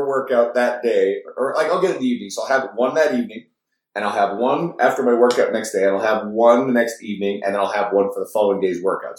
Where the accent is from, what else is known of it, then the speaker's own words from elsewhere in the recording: Newfoundland and Labrador, Canada; now in Edmonton, Canada; We're in Edmonton. I'm originally from Newfoundland.